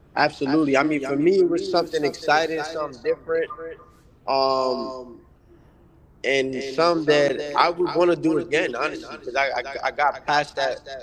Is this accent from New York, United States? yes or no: yes; New York City, New York, United States; also born or lived in Denver; born and raised in Harlem, New York City